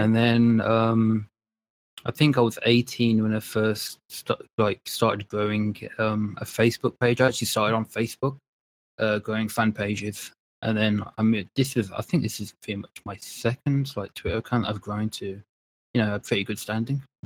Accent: Birmingham, West Midlands, United Kingdom; also born or lived in London; I was, uh, born in London and then now I was raised in Birmingham in, uh, the U K

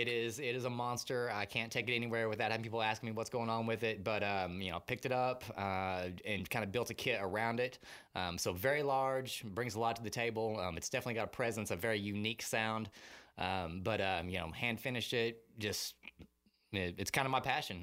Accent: Muskogee, Oklahoma, United States; moved away as an adult; now in Austin, United States; I am originally from Muskogee, Oklahoma.

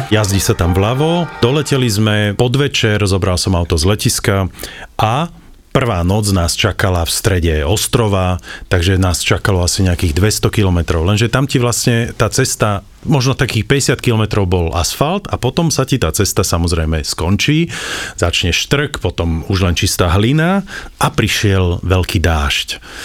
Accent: Slovakia; my sme zo Slovenska

